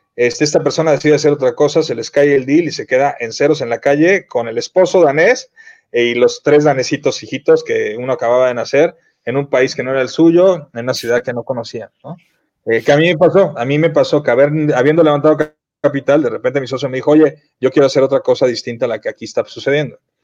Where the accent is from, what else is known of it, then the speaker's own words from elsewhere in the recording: Mexico; moved away as an adult; also born or lived in Miami; los que nos fuimos de México